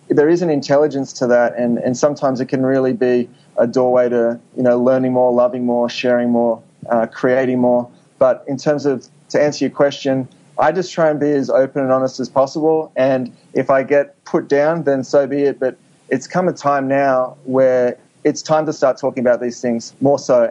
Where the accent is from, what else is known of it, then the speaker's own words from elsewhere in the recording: Sydney, New South Wales, Australia; moved away as an adult; also born or lived in New York, United States; now in Los Angeles, United States; I grew up in Sydney